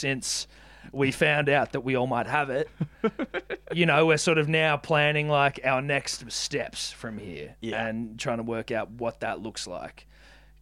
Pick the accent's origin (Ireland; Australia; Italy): Australia; I grew up in Barrow